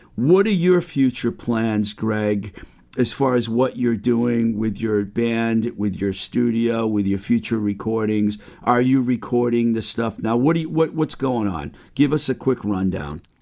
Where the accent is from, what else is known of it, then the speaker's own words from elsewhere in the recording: Webster, Massachusetts, United States; my hometown of Webster, Mass.